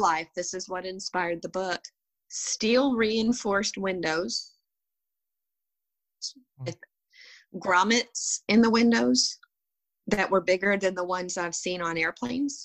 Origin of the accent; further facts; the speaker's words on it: West Texas, United States; also born or lived in Italy; We don't speak French. We're from West Texas.